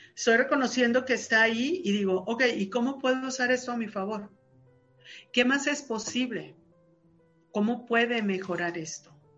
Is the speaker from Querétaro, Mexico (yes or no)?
no; Sinaloa, Mexico; soy sinaloense